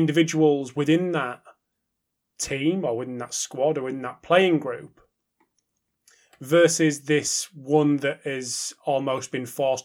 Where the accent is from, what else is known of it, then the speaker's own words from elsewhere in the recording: United Kingdom; as a Brit